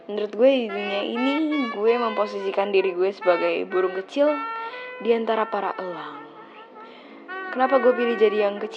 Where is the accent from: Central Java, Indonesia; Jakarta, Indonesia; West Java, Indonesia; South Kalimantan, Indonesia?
Jakarta, Indonesia; born there; Gue lahir di Jakarta 16 Agustus 2001